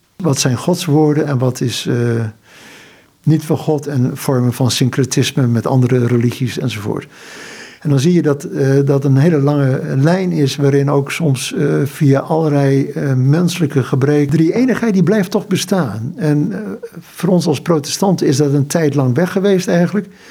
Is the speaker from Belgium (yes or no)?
no; Netherlands; moved away as an adult; also born or lived in Indonesia / Haiti; ons als Nederlanders